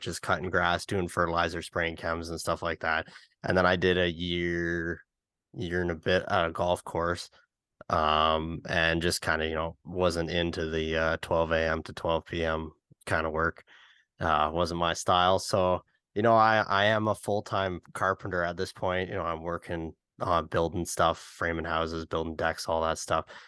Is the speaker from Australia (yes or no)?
no; Canada; as a Canadian